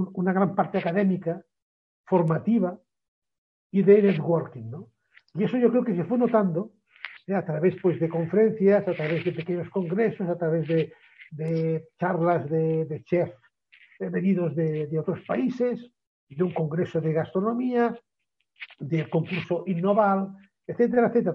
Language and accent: Spanish; Barcelona, Catalonia, Spain; yo nací en Barcelona